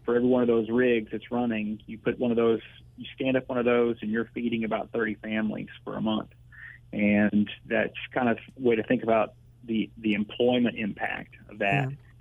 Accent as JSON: {"language": "English", "town": "Ardmore", "region": "Oklahoma", "country": "United States", "tie": "born or raised there", "also_born_or_lived": "Washington, D.C.", "moved": "as an adult", "said": "from Ardmore, Oklahoma, where I grew up"}